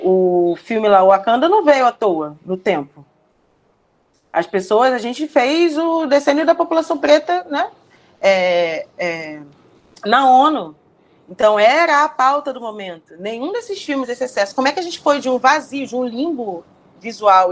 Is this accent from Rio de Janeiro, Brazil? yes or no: yes; Rio de Janeiro, Brazil; Eu, eu sou do Complexo da Penha